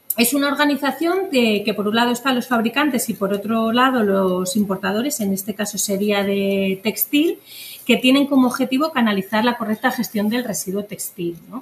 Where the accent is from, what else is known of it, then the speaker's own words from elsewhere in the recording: Basque Country, Spain; now in Madrid, Spain; vengo del País Vasco, donde se trabajaba mucho esto